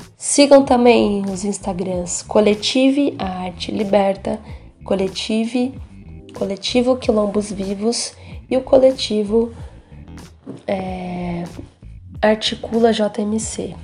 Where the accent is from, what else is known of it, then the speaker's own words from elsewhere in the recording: São Paulo, Brazil; Eu nasci em São Paulo, cresci aqui no Jaraguá